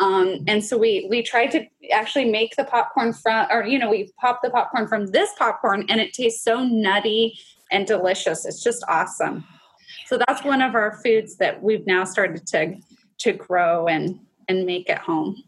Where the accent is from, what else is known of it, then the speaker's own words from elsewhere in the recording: Pacific Northwest, United States; So my favorite, and I know it's because I'm a product of growing up in the Pacific Northwest, but it is the salmon.